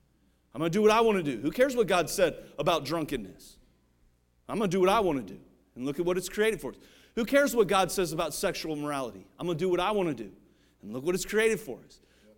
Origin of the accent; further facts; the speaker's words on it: Ohio, United States; I just saw today, I'm from Ohio, I just saw today, this happened like this week.